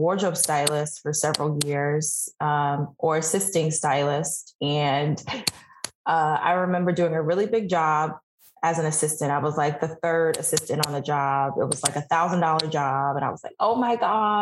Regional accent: New York City, New York, United States; moved away as an adult; now in Washington, DC, United States; I am born and raised New Yorker, and I relocated to DC in 2017

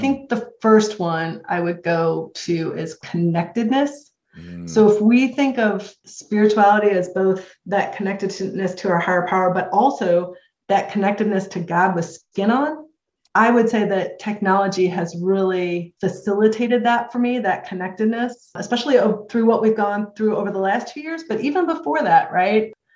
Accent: St. Louis, Missouri, United States; also born or lived in Jacksonville, Florida; I'm from St. Louis, Missouri. My home group in St. Louis is the Nick of Time group

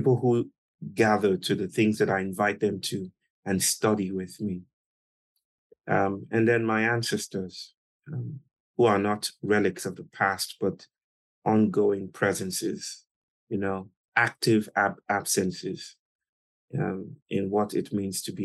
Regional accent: Nigeria; I was born in Nigeria in 1983 to a beautiful family

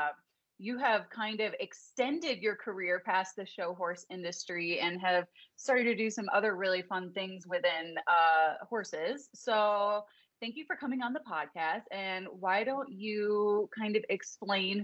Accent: Chicago, Illinois, United States; now in Colorado, United States; I'm from Chicago

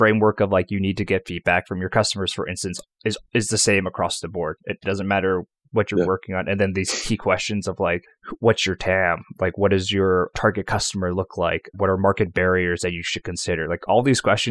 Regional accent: New York, United States; also born or lived in Atlanta / Boston; now in Richmond, United States; I grew up in New York

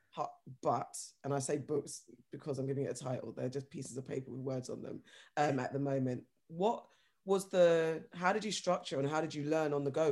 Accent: London, United Kingdom; I'm from London

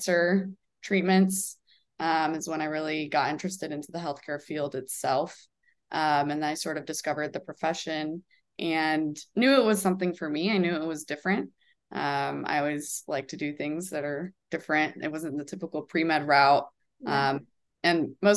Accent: Chicago, Illinois, United States; moved away as an adult; also born or lived in Florida; now in Fort Lauderdale, United States; I'm originally from Chicago

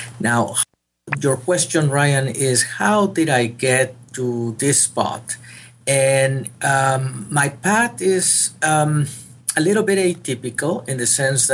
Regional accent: Monterrey, Nuevo León, Mexico; moved away as an adult; now in San Antonio, United States; I did my medical school in my hometown. I was born in Monterrey, Mexico

